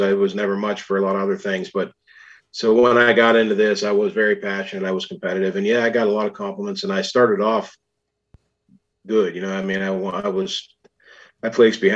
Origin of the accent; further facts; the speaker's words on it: Grand Valley, Pennsylvania, United States; I grew up in Grand Valley, Pennsylvania, which is Warren County